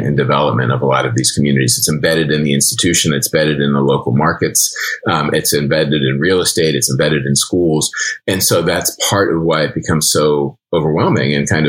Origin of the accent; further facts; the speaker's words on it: Penn Hills, Pennsylvania, United States; moved away; growing up in Penn Hills